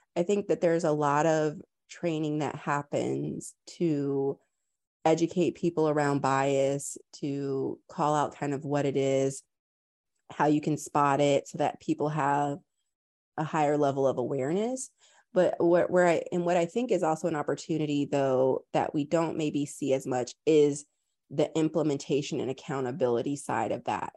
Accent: Tampa, Florida, United States; moved away; also born or lived in New York / London; I was raised in Tampa, Florida

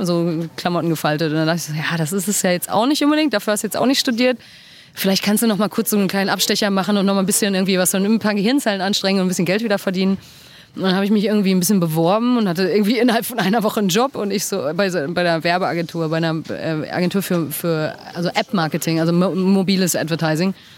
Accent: Dortmund, North Rhine-Westphalia, Germany; moved away as an adult; also born or lived in London; now in Berlin, Germany; ich bin in Dortmund geboren und aufgewachsen.

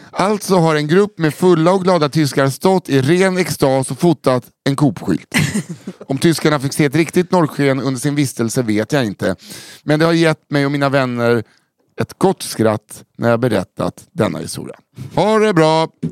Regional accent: Stockholm, Stockholm County, Sweden; när jag växte upp på Söder

